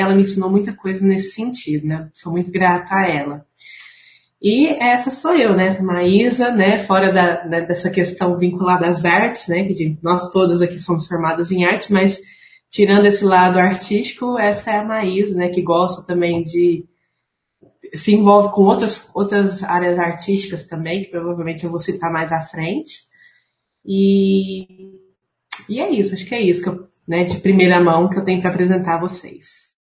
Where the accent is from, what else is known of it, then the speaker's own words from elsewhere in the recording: Franca, São Paulo, Brazil; moved away as an adult; now in Uberlândia, Brazil; eu não sou de Uberlândia, sou natural de Franca, mas moro em Uberlândia já tem 13 anos, 14 anos